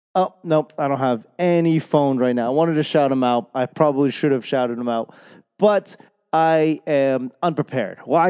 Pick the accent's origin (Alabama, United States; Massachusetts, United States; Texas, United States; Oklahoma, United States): Massachusetts, United States; Boston; accent: Boston; my Boston accent